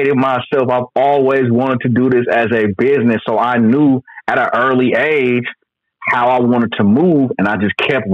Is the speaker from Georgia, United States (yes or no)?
no; Oakland, California, United States; I'm from East Oakland. My parents from East Oakland